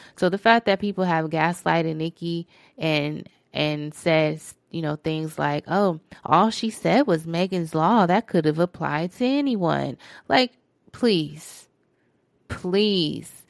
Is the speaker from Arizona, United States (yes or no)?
yes; Phoenix, Arizona, United States; That's my hometown.